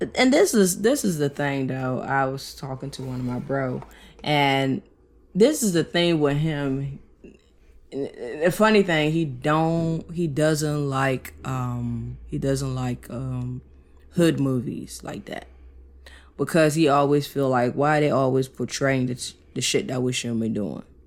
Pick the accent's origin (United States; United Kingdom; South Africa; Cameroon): Cameroon; moved away; my home country, yeah, Cameroon